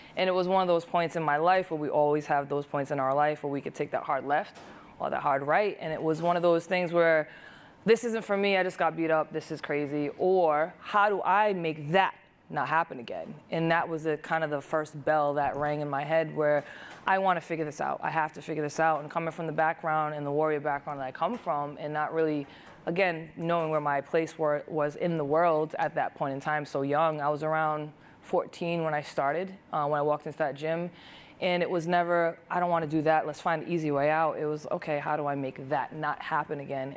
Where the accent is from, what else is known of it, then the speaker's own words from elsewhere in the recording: Providence, Rhode Island, United States; I'm from the Seekonk and Wampanoag tribe from Providence, Rhode Island.